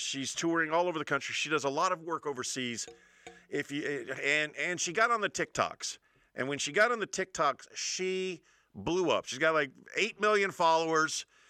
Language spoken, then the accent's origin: English; United States; also born or lived in Spain; me as an American